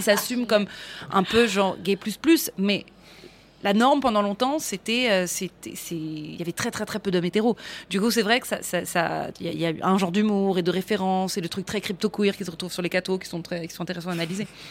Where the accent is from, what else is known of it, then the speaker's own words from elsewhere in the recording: Paris, Île-de-France, France; on voit que je suis parisienne, on voit que je suis d'ici